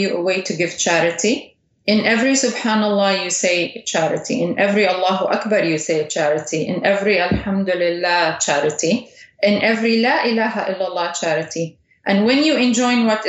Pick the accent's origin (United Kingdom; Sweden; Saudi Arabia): Saudi Arabia; I was raised in Saudi Arabia